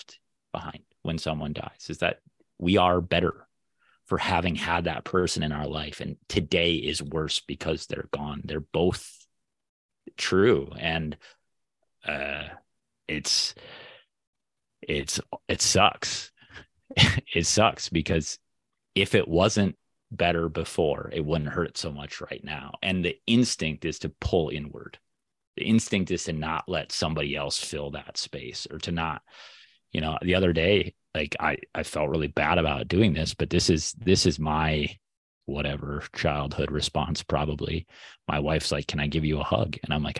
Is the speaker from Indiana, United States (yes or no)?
no; Minnesota, United States; growing up in Minnesota